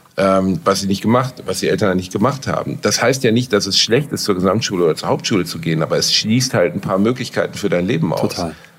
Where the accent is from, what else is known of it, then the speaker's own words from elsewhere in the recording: Gelsenkirchen / Solingen, North Rhine-Westphalia, Germany; Ich bin in Gelsenkirchen aufgewachsen